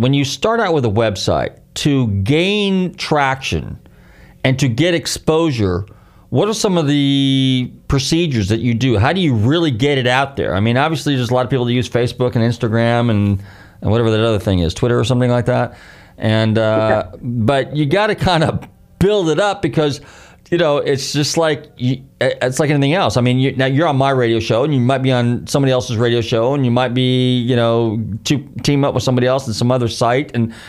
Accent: California, United States; I used to go there vacation because I'm originally from Marin County. So my parents, and they were in the motel business, so we would go up and down the coast all the time

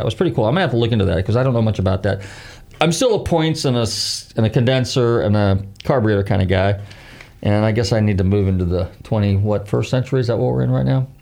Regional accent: California, United States; now in Clearwater, United States; California, eh, my home state

